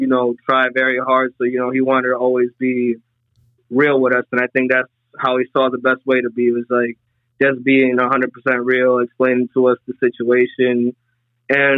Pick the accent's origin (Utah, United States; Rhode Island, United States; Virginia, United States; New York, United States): Rhode Island, United States; Providence; I grew up in Providence, Rhode Island